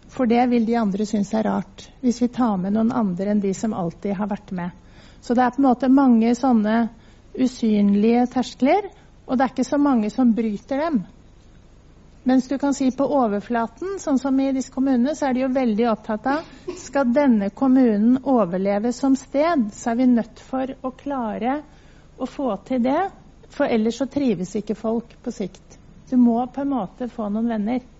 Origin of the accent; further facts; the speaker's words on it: Norway; Nordmenn er jo litt spesielle. Altså, er, altså jeg er norsk, da.